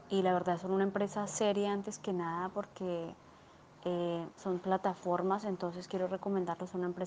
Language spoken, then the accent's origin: Spanish; Colombia; Yo soy de Colombia.